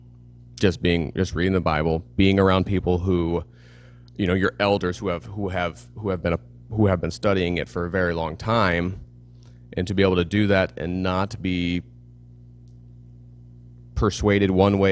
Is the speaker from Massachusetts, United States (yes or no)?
yes; East Coast, Massachusetts, United States; accent: Boston; moved away; I grew up on the East Coast